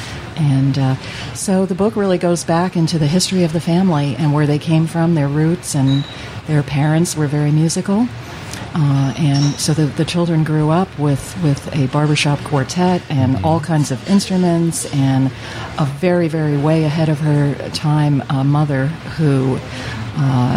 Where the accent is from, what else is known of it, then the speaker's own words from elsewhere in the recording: New York, United States; growing up in New York with my grandmother